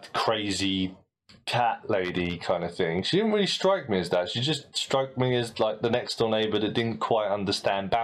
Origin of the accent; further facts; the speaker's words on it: United Kingdom; As a British ear